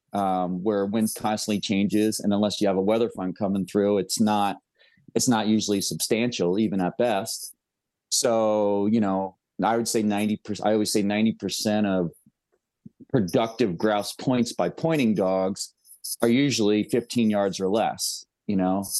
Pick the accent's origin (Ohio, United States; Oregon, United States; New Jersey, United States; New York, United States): New York, United States; near Woodstock; moved away; I pretty much lived, uh, within ten miles my whole life of the infamous Woodstock, New